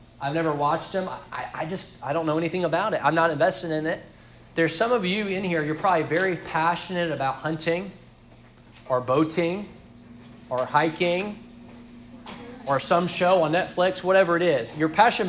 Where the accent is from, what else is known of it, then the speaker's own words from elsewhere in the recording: Sri Lanka; When I grew up in Sri Lanka, there were two Filipino families that were missionaries there.